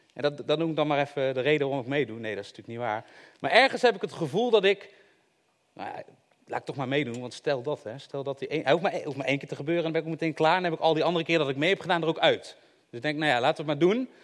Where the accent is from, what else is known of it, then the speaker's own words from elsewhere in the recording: Eindhoven, North Brabant, Netherlands; Ik kom uit Eindhoven